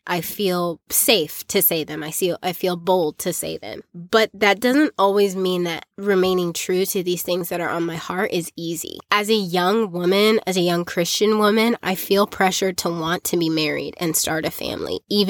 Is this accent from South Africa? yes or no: yes; South Africa; the culture that I grew up in South Africa, really formed some negative opinions about men and dating